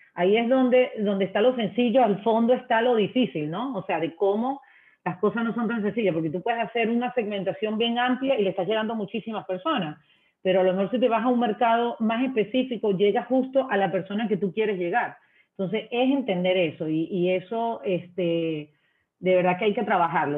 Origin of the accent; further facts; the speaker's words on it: Venezuela; moved away as an adult; now in Ecuador; sabes que soy extranjera, soy venezolana